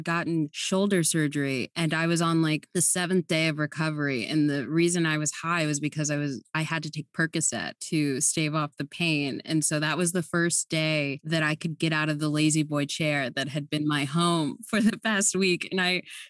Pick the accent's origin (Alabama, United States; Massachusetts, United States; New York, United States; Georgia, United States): New York, United States; New York City; I grew up in Brooklyn